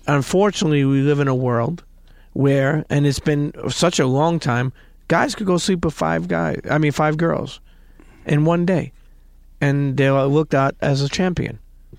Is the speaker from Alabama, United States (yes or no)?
no; Brooklyn, New York, United States; I grew up in Brooklyn.